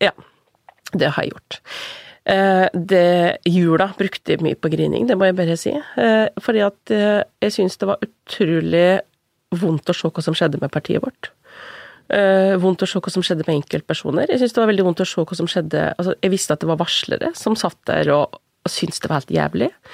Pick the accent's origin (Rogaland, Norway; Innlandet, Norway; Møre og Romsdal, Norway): Innlandet, Norway; Kvam; Jeg har vokst opp i Kvam, som er i Littlebygd, midt i Gudbrandsdalen.